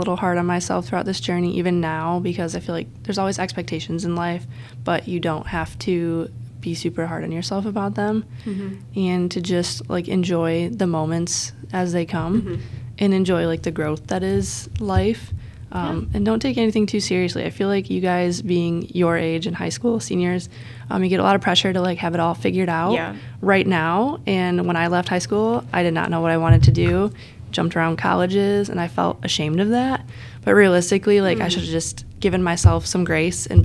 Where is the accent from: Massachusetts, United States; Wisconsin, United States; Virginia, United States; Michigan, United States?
Michigan, United States; Spring Lake / Grand Haven area; my hometown people and like my family usually goes out to that one